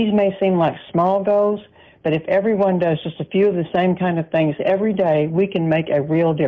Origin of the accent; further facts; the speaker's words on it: Irving, Texas, United States; I'm from Irving, Texas.